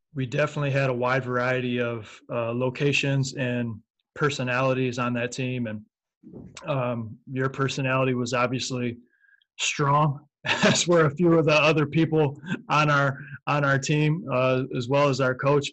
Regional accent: Michigan, United States; I was from Michigan

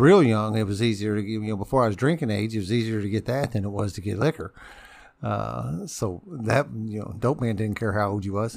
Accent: New Albany, Indiana, United States; also born or lived in Louisville, Kentucky; born and bred in Albany.

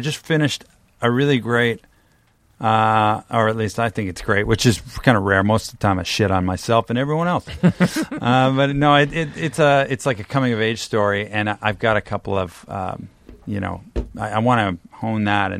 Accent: Canada; now in United States; I'm Canadian and American

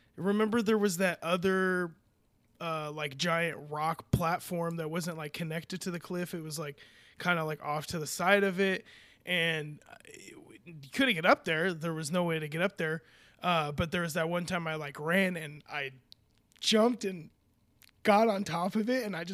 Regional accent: California, United States; I'm from California. We do this kind of stuff all the time.

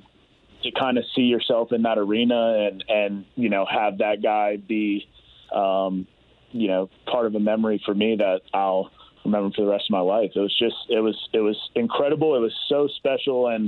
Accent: the South, United States; I'm from the South, so that's what we do down there

